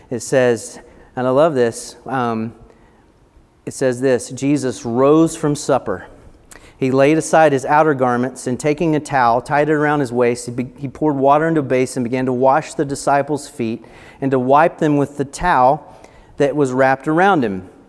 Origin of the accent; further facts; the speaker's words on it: Appalachia, United States; Now, I, like I said earlier, I grew up in the Appalachian Mountains